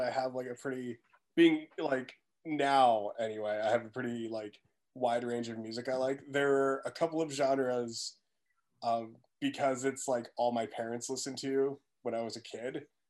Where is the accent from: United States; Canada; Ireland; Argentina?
Canada; East Coast, Atlantic Canada; moved away; I'm from the East Coast growing up, my parents listened to a lot of, I guess like Atlantic folk music.